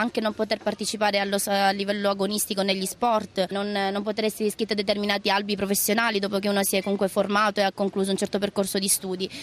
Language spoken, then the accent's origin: Italian; central Sicily, Italy; also born or lived in Philippines; crescendo appunto in un piccolo paese al, al centro della Sicilia